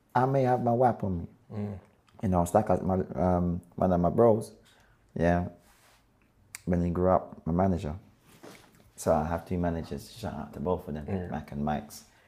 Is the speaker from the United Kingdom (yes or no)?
yes; London, United Kingdom; also born or lived in Clapham; raised in between Brixton and Clapham